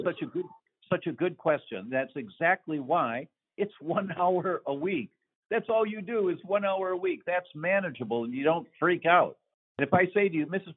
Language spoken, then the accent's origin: English; Detroit, Michigan, United States; moved away; I'm from Detroit originally